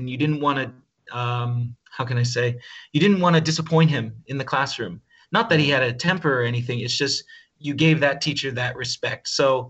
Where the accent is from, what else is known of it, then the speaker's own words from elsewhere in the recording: Chambersburg, Pennsylvania, United States; first language English; moved away as an adult; also born or lived in Ankara, Turkey; now in Izmir, Turkey; I am from a place called Chambersburg, Pennsylvania, United States of America.